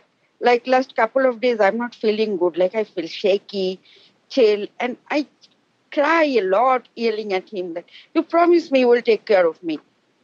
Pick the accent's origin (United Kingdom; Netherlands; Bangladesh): Bangladesh; now in Albany, United States; back in my country, Bangladesh.